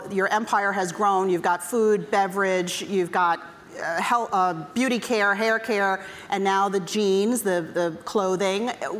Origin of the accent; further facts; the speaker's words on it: New York City, New York, United States; We're both from Queens.